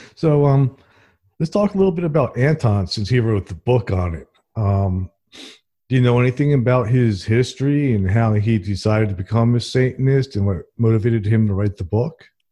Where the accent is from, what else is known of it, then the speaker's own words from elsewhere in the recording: New Jersey, United States; now in Alabama, United States; I'm originally from New Jersey, and I moved here to Alabama in the Bible Belt